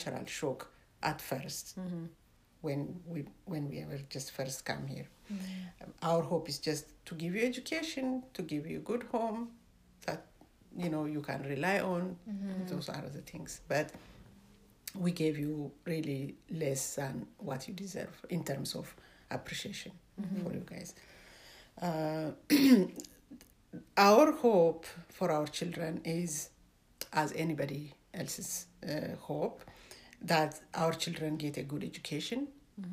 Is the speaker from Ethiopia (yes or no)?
yes; Ethiopia; now in Canada; originally I'm from Ethiopia